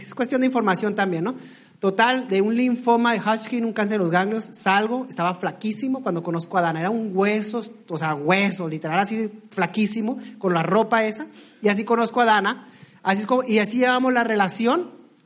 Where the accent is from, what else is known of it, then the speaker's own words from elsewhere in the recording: Ensenada, Baja California, Mexico; yo soy originario, bueno, somos originarios de Ensenada, Baja California.